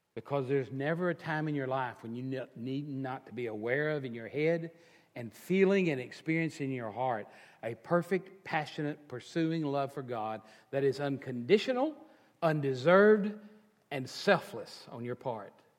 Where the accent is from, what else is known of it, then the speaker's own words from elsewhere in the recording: Texas, United States; I'm a Texan and the culture of being a Texan